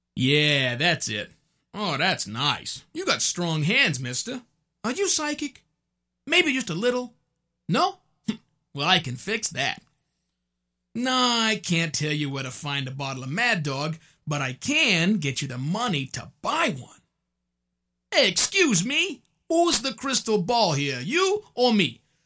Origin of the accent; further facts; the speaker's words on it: Oklahoma, United States; a white guy from Oklahoma, with a New York accent